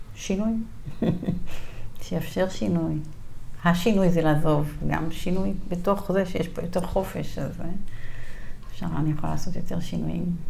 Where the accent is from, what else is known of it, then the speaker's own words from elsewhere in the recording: Gvat, Northern District, Israel; moved away as an adult; אני בת קיבוץ גבת בעמק ישראל